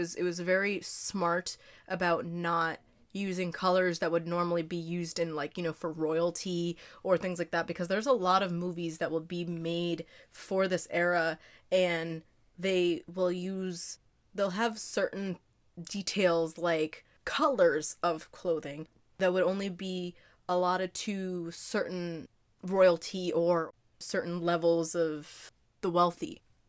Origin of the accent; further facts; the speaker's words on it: United States; especially we're from the United States where, you know, even...